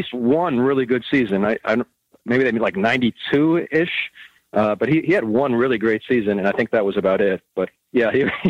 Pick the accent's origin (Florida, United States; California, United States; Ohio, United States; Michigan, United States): Ohio, United States; Cleveland; moved away; I grew up in the Cleveland, Ohio area, huge Indians fan as a kid.